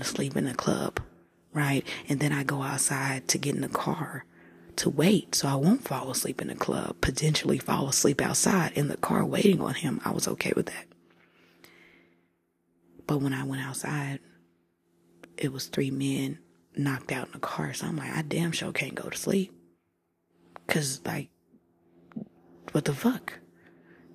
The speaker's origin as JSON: {"language": "English", "town": "Tulsa", "region": "Oklahoma", "country": "United States", "said": "I'm from Tulsa"}